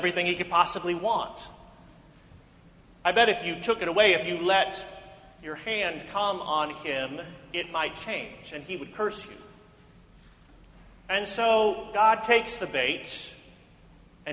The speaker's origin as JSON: {"language": "English", "town": "Independence", "region": "Missouri", "country": "United States", "tie": "born or raised there", "said": "In the church growing up in Independence, Missouri"}